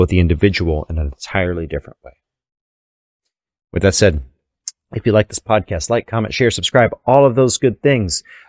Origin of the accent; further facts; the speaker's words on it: Texas, United States; I'm from Texas